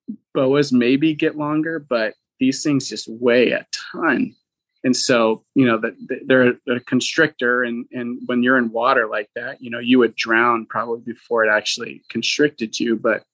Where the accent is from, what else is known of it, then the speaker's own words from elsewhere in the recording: Venezuela; English is a second language; So even though I grew up in South America, you know, Venezuelans speak Spanish, but because we were so secluded, I never grew up speaking Spanish. We only spoke the tribal language.